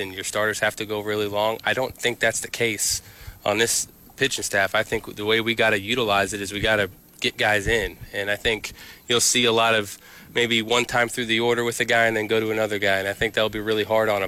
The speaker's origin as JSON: {"language": "English", "region": "New York", "country": "United States", "tie": "born or raised there", "said": "I grew up right outside New York City"}